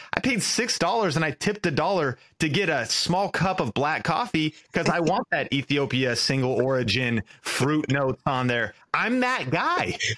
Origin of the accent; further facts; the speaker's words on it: an hour north of Seattle, Pacific Northwest, Washington, United States; I grew up in Seattle. uh, an hour north, but in the Pacific Northwest